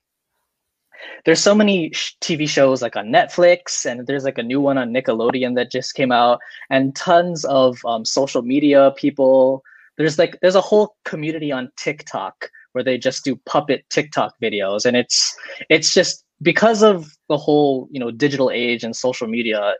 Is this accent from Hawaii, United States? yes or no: yes; Hawaii, United States; I'm from Hawaii